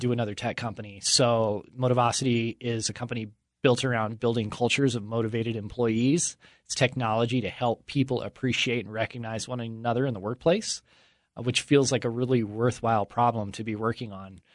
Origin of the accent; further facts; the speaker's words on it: Utah, United States; I grew up here in Utah in the shadow of the word perfect buildings